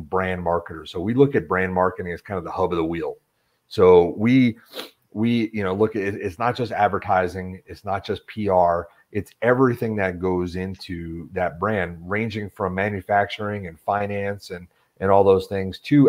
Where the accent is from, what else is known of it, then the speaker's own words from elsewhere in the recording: Western Long Island, New York, United States; moved away as an adult; also born or lived in Brooklyn, New York; I grew up in New York, from Brooklyn originally, but grew up in kind of Western Long Island, right next to Queens.